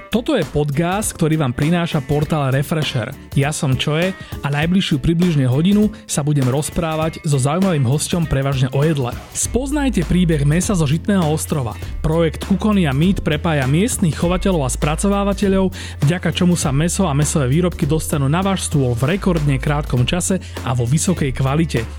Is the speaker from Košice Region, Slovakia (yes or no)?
no; Bratislava, Bratislava Region, Slovakia; nám, povedzme Bratislavčanom